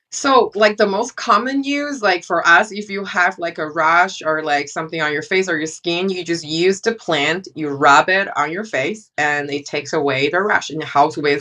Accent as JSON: {"language": "English", "country": "China", "tie": "born or raised there", "moved": "yes", "said": "I grew up in China"}